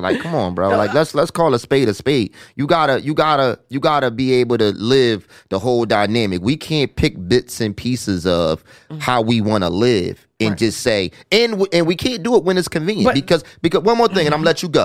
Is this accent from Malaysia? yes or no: no; Philadelphia, Pennsylvania, United States; I'm from North Philly